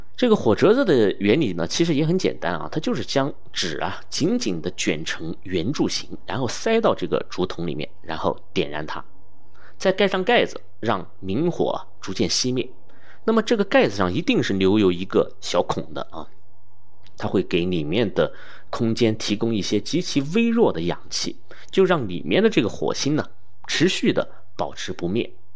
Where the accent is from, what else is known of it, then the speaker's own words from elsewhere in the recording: China; 我们中国人